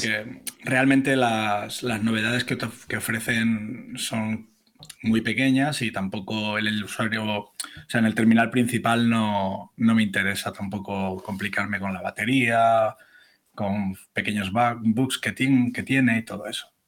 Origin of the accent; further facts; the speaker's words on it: Barcelona, Catalonia, Spain; moved away as an adult; now in Toledo, Spain; nací en Barcelona y con unos 20 años o así me vine a vivir a Toledo